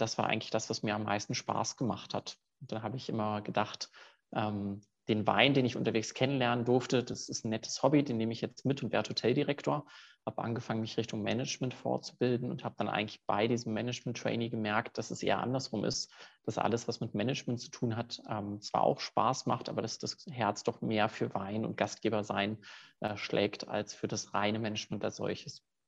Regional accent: Cologne, North Rhine-Westphalia, Germany; moved away as an adult; now in Zurich, Switzerland; Habe dann einige Praktika in meiner Heimatstadt in Köln gemacht

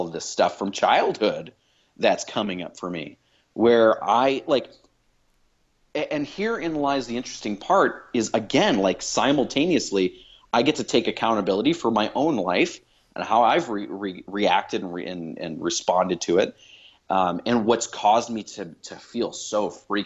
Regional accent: Chicago, Illinois, United States; I grew up in Chicago.

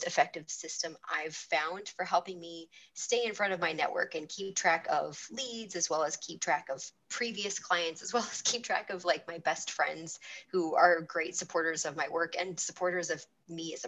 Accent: California, United States; California is my home state

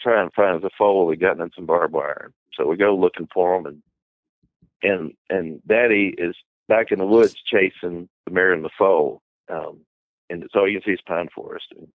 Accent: Bardstown, Kentucky, United States; I'm from Bardstown, Kentucky, which is, about 60 miles west of Lexington

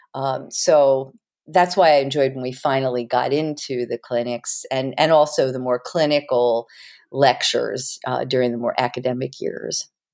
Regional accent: Havertown, Pennsylvania, United States; also born or lived in Philadelphia; I was Born in Philly, scooped back to Havertown, Pennsylvania within a few days, and I grew up in Havertown, right outside of Philly.

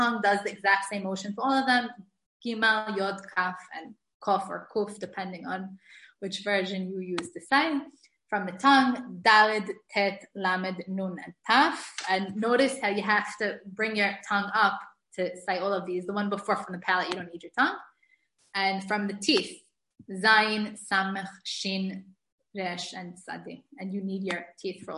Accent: New York City, New York, United States; now in Israel; I grew up in the Syrian community in Brooklyn

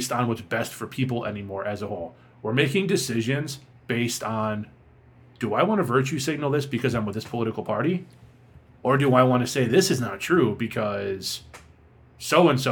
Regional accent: Boston, Massachusetts, United States; my hometown Boston

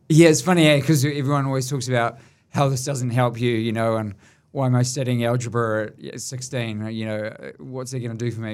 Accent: Auckland, New Zealand; I grew up from quite a humble sort of background

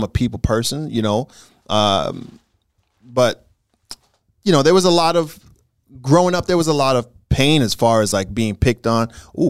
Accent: Alaska, United States; born there; I was born in Alaska. Did you know that?

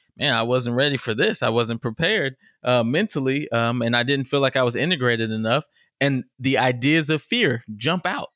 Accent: Richardson, Texas, United States; I'm from Richardson.

